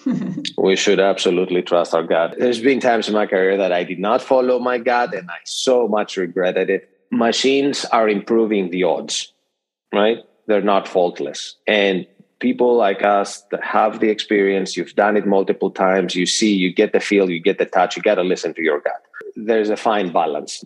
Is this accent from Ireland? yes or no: no; Greece; moved away as an adult; now in United States; born and raised in Greece, and have spent most of my career in the US